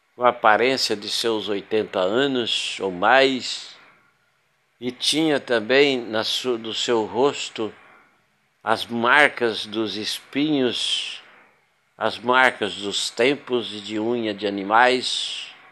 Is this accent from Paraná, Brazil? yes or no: yes; Paraná, Brazil; moved away as an adult; also born or lived in São Paulo / Goiás / Rondônia / Minas Gerais; now in Porto Velho, Brazil; eu sou nascido do estado do Paraná, de lá me casei, separei, fui para São Paulo